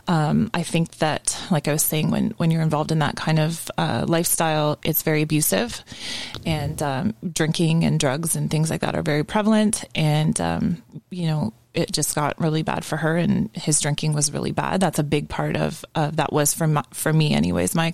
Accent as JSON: {"language": "English", "town": "Ajax", "region": "Ontario", "country": "Canada", "tie": "born or raised there", "also_born_or_lived": "Scarborough", "said": "I was born in Scarborough, and I grew up in Ajax"}